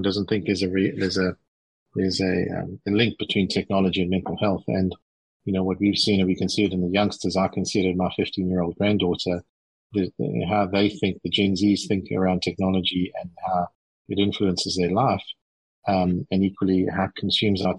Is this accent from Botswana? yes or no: no; South Africa; moved away as an adult; also born or lived in Johannesburg, South Africa / Germany; now in London, United Kingdom; I am actually South African by birth, but also half Irish. So quite a mixed bag. But I've lived most of my life in South Africa.